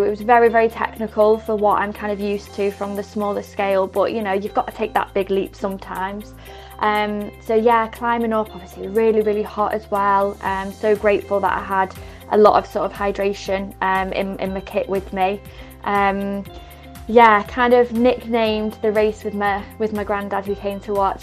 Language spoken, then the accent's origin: English; Cheshire, North West England, United Kingdom; I come from Cheshire